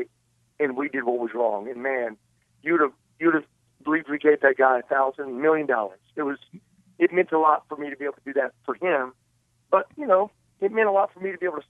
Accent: Princeton, West Virginia, United States; moved away; my hometown of Princeton, West Virginia

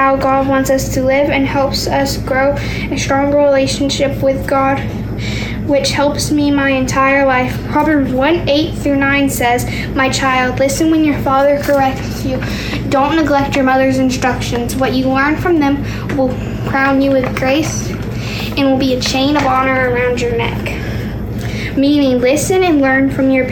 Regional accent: Orange, Texas, United States; I'm from Orange, Texas. I'm 10

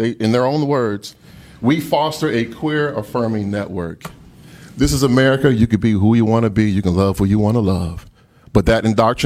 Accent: United States; I'm an American

